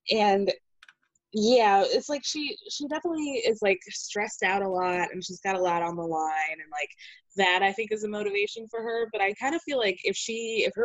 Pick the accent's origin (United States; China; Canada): United States; Georgia; I'm from Georgia too